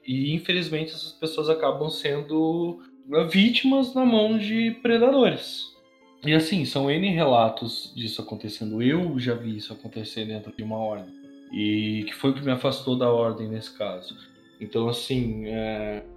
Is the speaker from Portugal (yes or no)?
no; Brazil